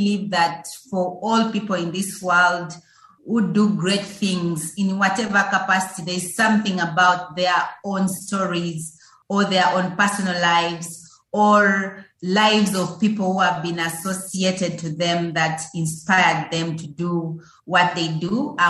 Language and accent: English; Uganda; Yes, so growing up in Uganda is pretty exciting, just like any other young person, just like any other child brought into the world.